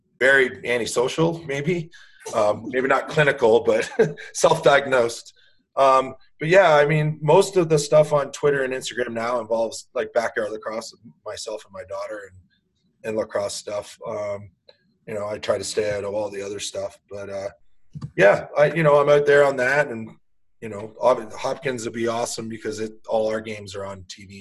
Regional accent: Peterborough, Ontario, Canada; growing up in Peterborough with that sort of tradition

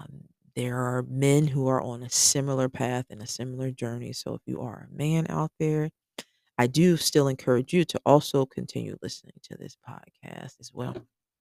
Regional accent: Cincinnati, Ohio, United States; now in Georgia, United States; I am originally from Cincinnati, Ohio. We've lived in Georgia for the past 8 years.

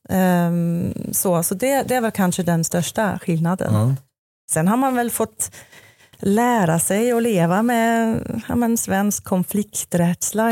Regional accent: Switzerland; moved away as an adult; now in Sweden; jag är född och uppvuxen i Schweiz och gjorde en klassisk resebyråutbildning där nere

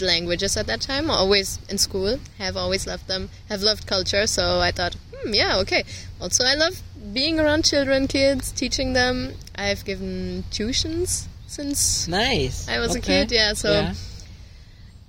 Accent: Marl, North Rhine-Westphalia, Germany; I'm from pretty close. It's a small town close to Essen. It's like 20 minutes from here.

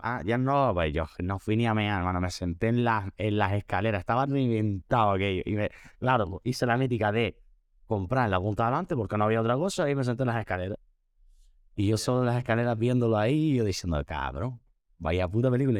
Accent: Spain; soy el primer español que canta en directo en Tomorrowland

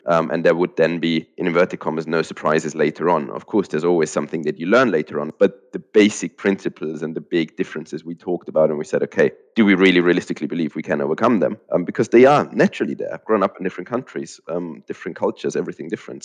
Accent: Austria; moved away as an adult; also born or lived in Germany; now in United Kingdom; I have grown up in Austria and spent the first 25 years of my life there

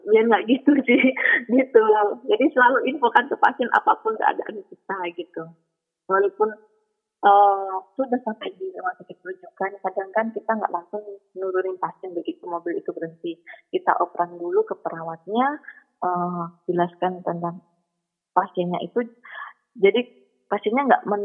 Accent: Surabaya, East Java, Indonesia; Saya kan dari Surabaya kan uh, sampai di Jakarta ikut pelatihan dan lain-lain gitu.

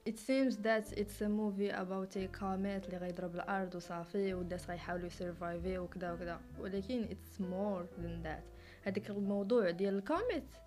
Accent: Morocco; عندنا في المغرب

